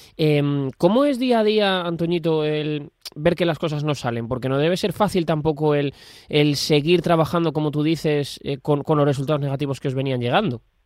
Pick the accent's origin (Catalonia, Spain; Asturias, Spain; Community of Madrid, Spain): Community of Madrid, Spain; aquí en nuestra comunidad